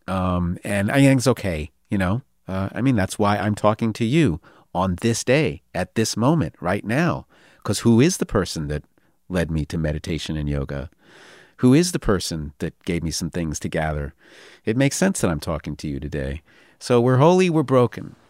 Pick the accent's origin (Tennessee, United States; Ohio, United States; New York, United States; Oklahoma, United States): New York, United States; I'm from New York